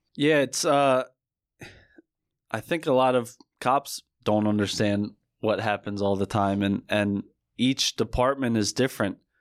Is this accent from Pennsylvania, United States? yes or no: no; Barrington, New Jersey, United States; I grew up in Barrington, New Jersey, which is a small town, more specifically in Camden County.